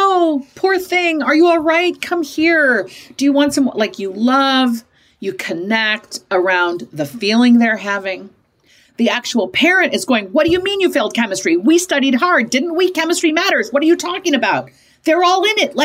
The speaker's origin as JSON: {"language": "English", "region": "Midwest", "country": "United States", "tie": "born or raised there", "said": "growing up in the Midwest"}